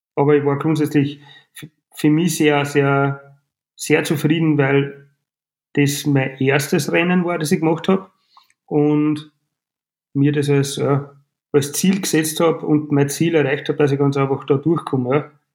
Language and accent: German; Frankenburg am Hausruck, Upper Austria, Austria; ich bin gebürtig aus Frankenburg